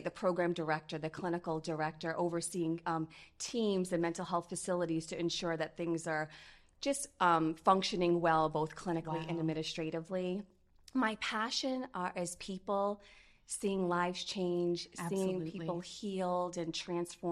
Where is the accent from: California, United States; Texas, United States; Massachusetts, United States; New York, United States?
Massachusetts, United States; Fall River; moved away as an adult; now in Central Florida, United States; We are originally from Fall River, Massachusetts.